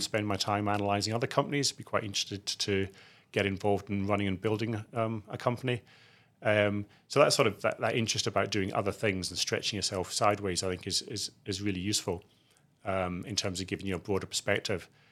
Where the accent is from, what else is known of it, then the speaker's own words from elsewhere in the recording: outside Edinburgh, Scotland, United Kingdom; I grew up in Scotland, outside Edinburgh.